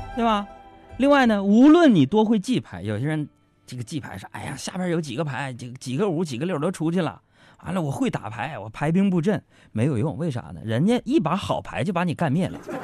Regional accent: Northeast China, China; 用我们东北话叫

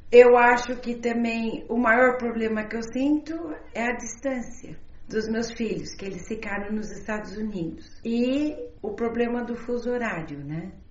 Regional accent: Brazil; now in China; a visão que eu tenho da China é muito diferente do chinês, porque eu sou brasileira, moro muitos anos fora

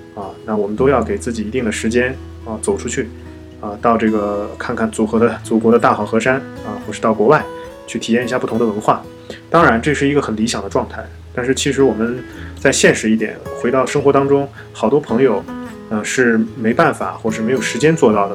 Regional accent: China; 我们那地人习惯了，好像喝点粥啊，吃点面

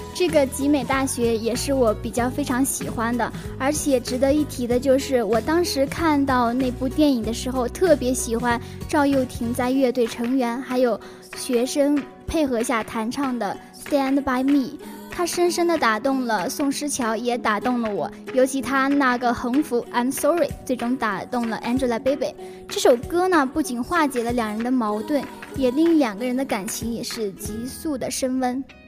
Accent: the North, northern China, China; 其实我是一个北方人

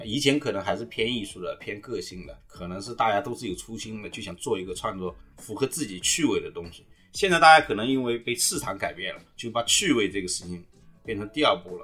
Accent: Jiangsu, China; moved away as an adult; now in Guangzhou, China; 我江苏人嘛

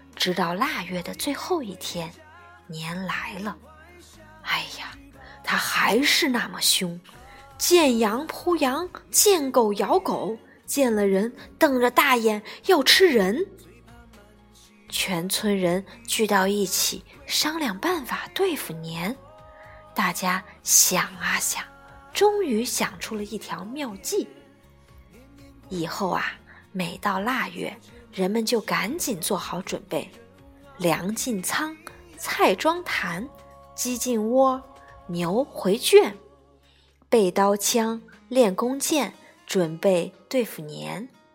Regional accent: China; 我们中国人

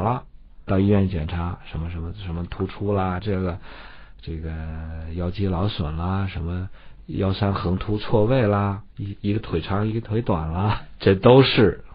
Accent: China; 我们中国人

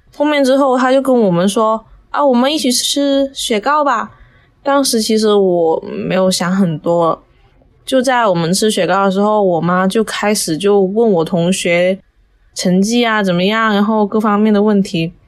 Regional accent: Macau; 十八岁，我来自澳门，现在是一名大一的学生

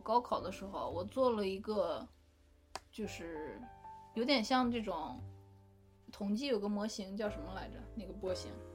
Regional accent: Northeast China, China; moved away as an adult; now in United States; 我是东北人嘛

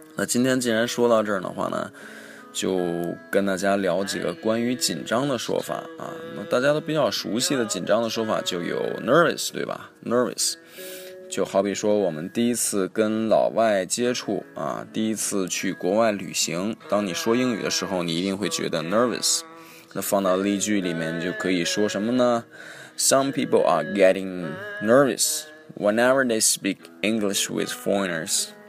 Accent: China; 特别是我们中国人啊

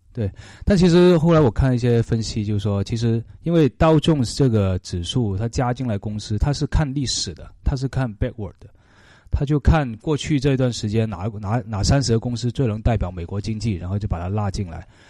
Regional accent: China; 我们中国人

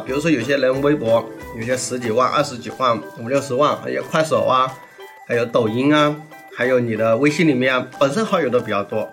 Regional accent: Jiangxi, China; now in Guangdong, China; 作为我们甘南人

